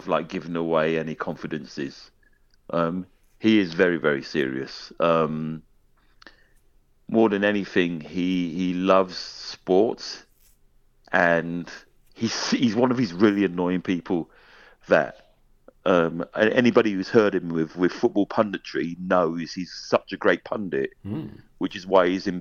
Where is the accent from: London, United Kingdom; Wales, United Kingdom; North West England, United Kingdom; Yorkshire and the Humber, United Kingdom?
London, United Kingdom; now in Scotland, United Kingdom; I'm a Londoner. I'm a London boy. Always will be a London boy.